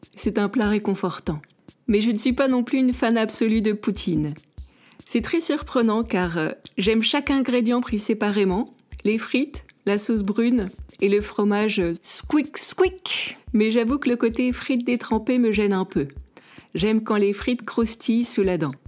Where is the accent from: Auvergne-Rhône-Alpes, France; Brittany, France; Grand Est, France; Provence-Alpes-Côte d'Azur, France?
Provence-Alpes-Côte d'Azur, France; Nice; now in Canada; en tant que niçoise